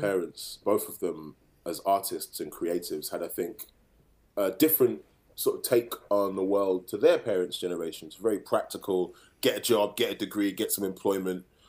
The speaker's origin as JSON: {"language": "English", "town": "Birmingham", "region": "West Midlands", "country": "United Kingdom", "tie": "born or raised there", "said": "growing up in Handsworth in Birmingham"}